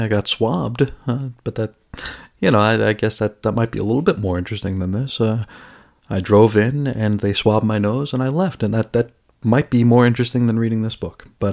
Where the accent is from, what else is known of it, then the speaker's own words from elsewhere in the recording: United States; as an American